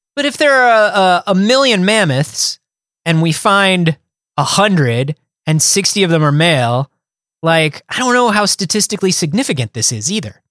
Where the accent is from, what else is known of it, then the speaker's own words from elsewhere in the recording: Florida, United States; Growing up in Florida